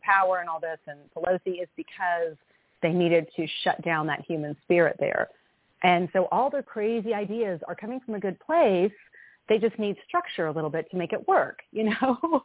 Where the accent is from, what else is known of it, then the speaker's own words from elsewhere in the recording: Tennessee, United States; now in North Carolina, United States; I grew up in Tennessee